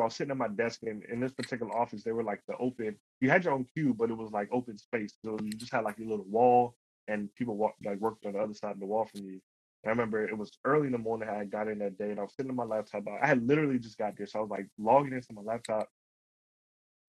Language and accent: English; Alexandria, Virginia, United States; also born or lived in Woodbridge, Virginia; I grew up in Alexandria.